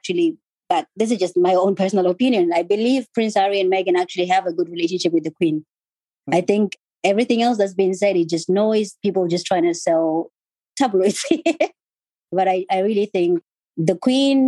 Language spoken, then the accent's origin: English; Botswana; moved away as an adult; also born or lived in Zimbabwe; now in United Kingdom; growing up in Botswana, for me, it was just quite a privilege.